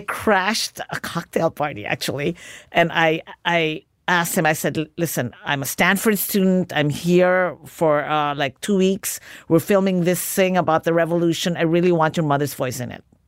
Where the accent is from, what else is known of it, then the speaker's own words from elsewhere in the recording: Philippines; moved away as an adult; Growing up in the Philippines